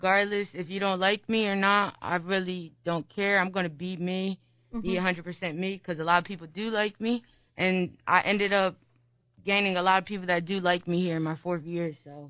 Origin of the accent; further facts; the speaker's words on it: Trenton, New Jersey, United States; being black, just like, and where I'm from Trenton, and like the stereotype there is like, you know, like it's like very violent and like a lot of gangs and stuff like that.